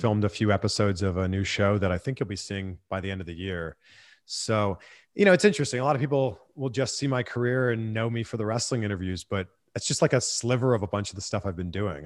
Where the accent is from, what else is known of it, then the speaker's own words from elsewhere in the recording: Toronto, Ontario, Canada; moved away as an adult; also born or lived in Peterborough, Ontario / Vancouver / Cleveland / Miami; now in Los Angeles, United States; my hometown in Toronto